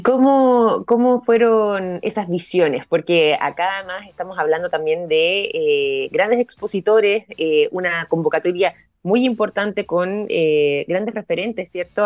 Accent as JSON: {"language": "Spanish", "country": "Chile", "said": "nosotros como chilenos"}